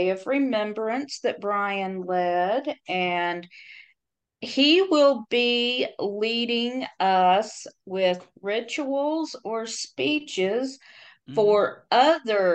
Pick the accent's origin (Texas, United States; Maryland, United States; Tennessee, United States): Tennessee, United States; my home state of Tennessee